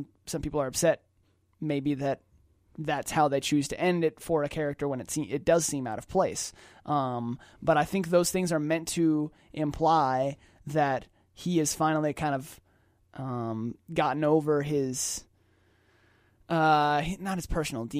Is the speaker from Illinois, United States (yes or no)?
no; Atlanta, Georgia, United States; We're biased because we're from Atlanta.